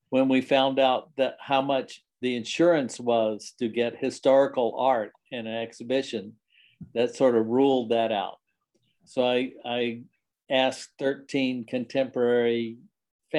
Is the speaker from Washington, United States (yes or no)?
no; Lynchburg, Virginia, United States; also born or lived in Richmond, Virginia / New York; now in Abingdon, United States; I was born in Lynchburg, Virginia